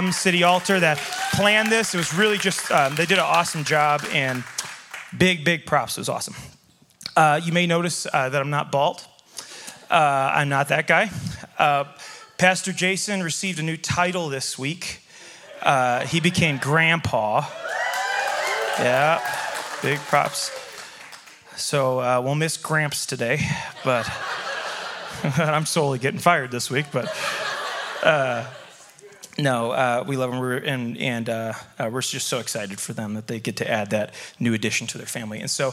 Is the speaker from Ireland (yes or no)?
no; Chicago, Illinois, United States; now in Montana, United States; I grew up in Chicago, which means I'm a Cubs fan